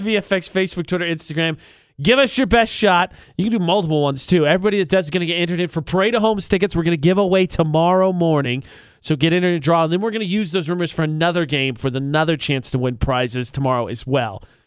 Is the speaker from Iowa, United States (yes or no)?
no; Indiana, United States; Indiana, from Indiana